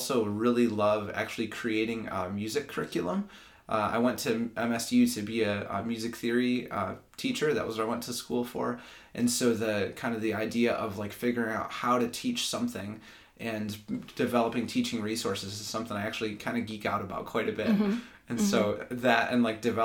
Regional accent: Grand Rapids, Michigan, United States; also born or lived in Lansing, Michigan; I'm from Grand Rapids, Michigan, grew up there, and then I moved to Lansing in 2012 for school

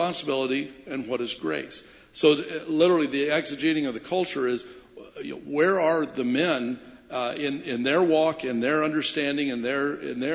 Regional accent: Kansas, United States; now in Chicago, United States; I'm actually from Kansas

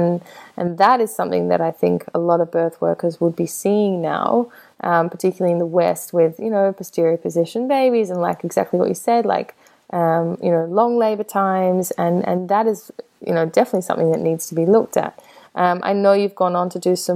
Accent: Australia; being Australian

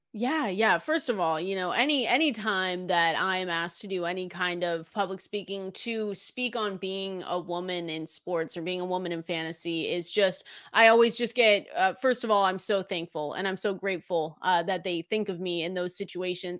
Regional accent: Seattle, Washington, United States; I'm from Seattle, Washington

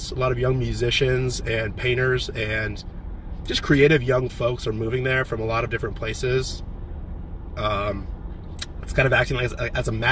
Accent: San Diego, California, United States; I'm from San Diego. I'm moving to Nashville, but my brother lives

